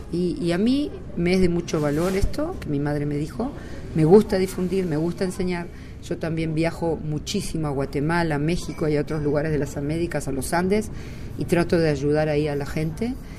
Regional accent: Uruguay; moved away as an adult; now in Israel; Yo llegué a Israel de Uruguay cuando tenía 19 años y ya hace 40 años que vivo en Israel

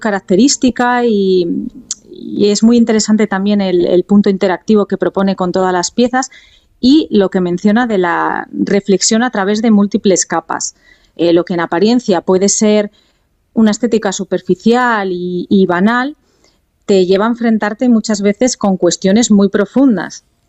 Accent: Asturias, Spain; Dela y yo somos asturianas

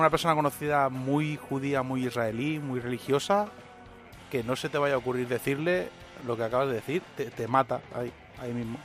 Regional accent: Catalonia, Spain; yo crecí en Cataluña

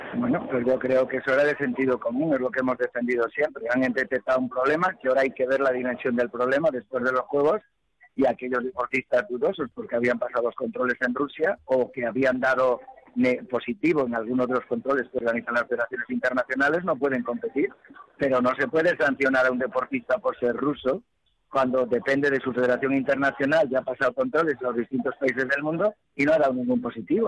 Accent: Spain; como español

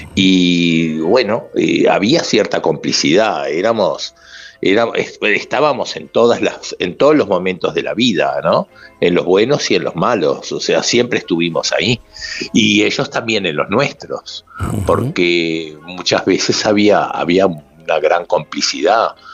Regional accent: Madrid, Community of Madrid, Spain; also born or lived in Uruguay; yo soy uruguayo, pero de Chamberí

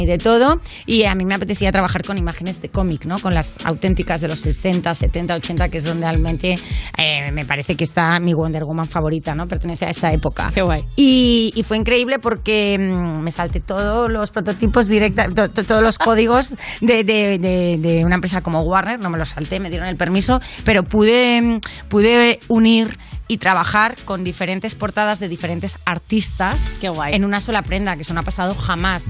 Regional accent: Catalonia, Spain; soy catalana

